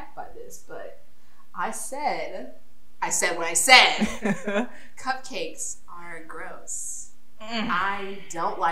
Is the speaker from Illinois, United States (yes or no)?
no; Georgia, United States; moved away; I'm from Georgia. I lived in Georgia for some time